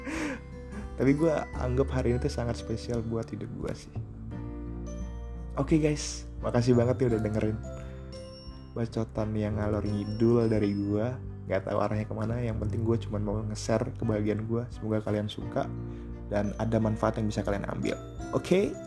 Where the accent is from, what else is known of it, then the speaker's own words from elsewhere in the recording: Surabaya, East Java, Indonesia; karena gue juga asli Surabaya ternyata nyokapnya sama keluarganya dia sering main ke Surabaya